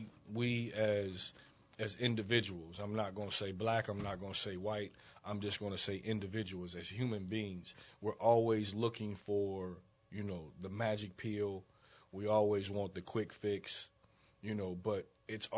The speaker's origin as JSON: {"language": "English", "town": "Dayton", "region": "Ohio", "country": "United States", "tie": "born or raised there", "also_born_or_lived": "Chicago, Illinois", "moved": "as an adult", "said": "I was born in Dayton, Ohio. Grew up in Dayton, Ohio"}